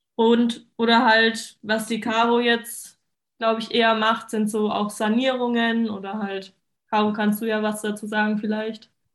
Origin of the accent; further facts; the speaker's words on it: Mannheim, Baden-Württemberg, Germany; ich bin 22, ich komme aus Mannheim